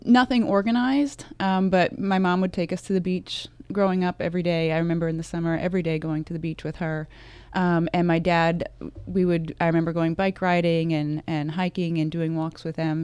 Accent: Vernon, New Jersey, United States; I grew up, um, in very northwest New Jersey, a town called Vernon, very small, very rural

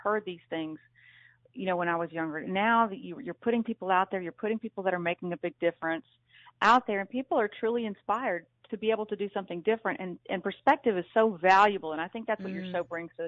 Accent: South Louisiana, United States; moved away; Small Catholic family of just seven kids growing up in South Louisiana, you know, as a Cajun

